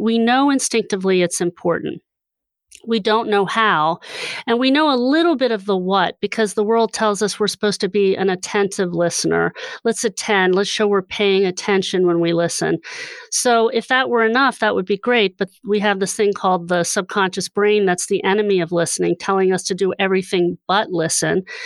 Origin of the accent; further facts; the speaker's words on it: Hershey, Pennsylvania, United States; I grew up in Hershey